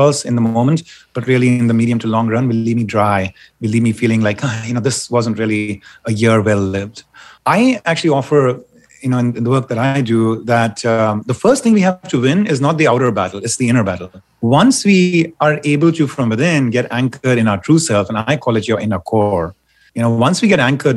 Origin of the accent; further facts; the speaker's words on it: India; moved away; I grew up in India